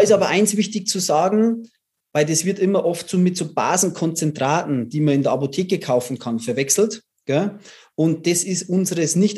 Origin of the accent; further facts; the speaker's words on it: Bavaria, Germany; ich komme aus Bayern